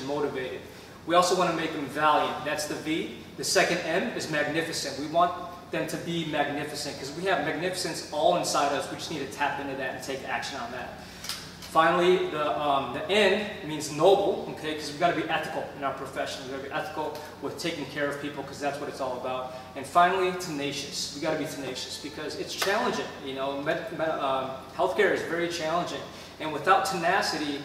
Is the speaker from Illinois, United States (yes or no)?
yes; Chicago, Illinois, United States; moved away; I'm from Chicago originally.